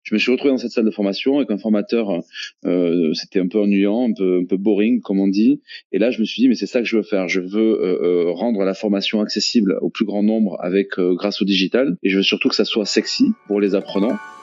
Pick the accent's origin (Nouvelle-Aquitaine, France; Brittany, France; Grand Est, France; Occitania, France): Occitania, France; Toulouse; je suis toulousain, je suis entrepreneur